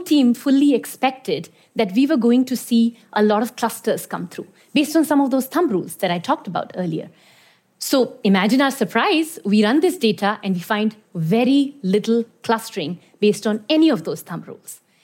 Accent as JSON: {"language": "English", "country": "Iran", "tie": "born or raised there", "also_born_or_lived": "India", "moved": "yes", "said": "I was born in India, but I grew up in Iran"}